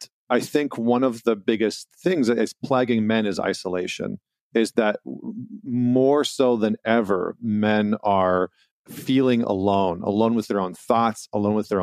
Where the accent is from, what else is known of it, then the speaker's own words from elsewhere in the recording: Canada; as a Canadian